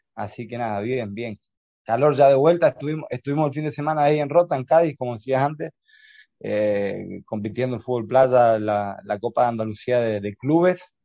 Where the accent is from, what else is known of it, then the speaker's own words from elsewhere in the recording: Argentina; now in Spain; como argentinos que nos tuvo que, eh, el los sueños nos tuvo que expatriar de nuestra tierra